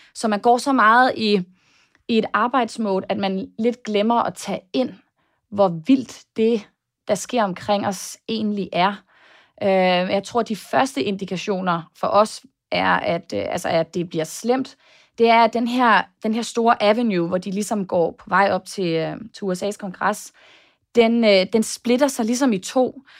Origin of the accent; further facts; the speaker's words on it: Denmark; now in United States; hjemme i Danmark